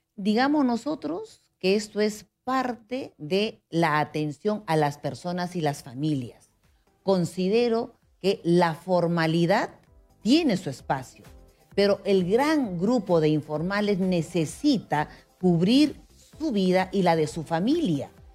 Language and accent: Spanish; Huancayo, Junín, Peru; now in Lima, Peru; Bailamos guailas porque venimos desde Huancayo